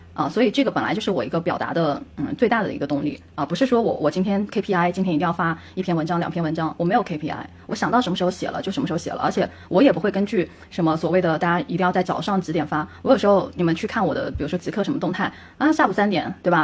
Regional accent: China; 我们作为中国人，我们曾经接受的一套，呃，教育理念

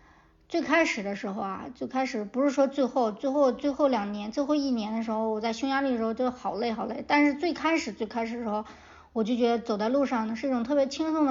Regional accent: China; 我从我小的时候在野山坡长大，就是呃那种破败的长城，破败的长城脚底下长大。

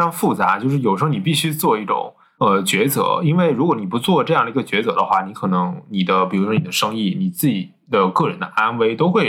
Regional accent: China; 因为我们是中国人

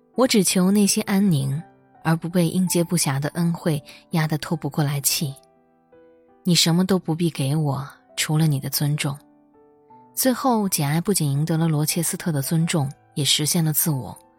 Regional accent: rural Northeast China, China; moved away; 我出生在东北农村，初中和高中都在距离村里几公里之外的镇上

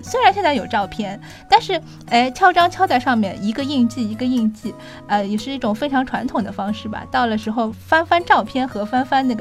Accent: Shanghai, China; 对我们上海人来说，这个天真的是，实在是太蓝了

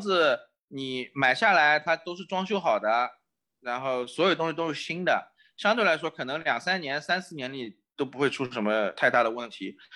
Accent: China; now in Chicago, United States; 我们中国人

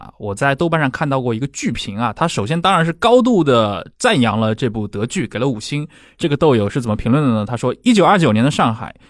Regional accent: China; 我们知道，其实我们中国人的生活就被很多更偏向意识形态化、更剧烈的一些斗争给卷入了。

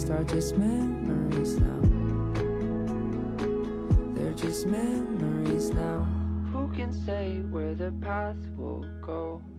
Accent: Suzhou, Jiangsu, China; 也欢迎大家来到江苏。对呀，你听了我这么久的节目，你都不知道我是苏州的呀？

